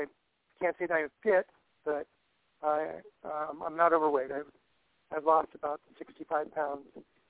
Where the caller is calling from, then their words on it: Southern California, United States; I'm calling from Southern California.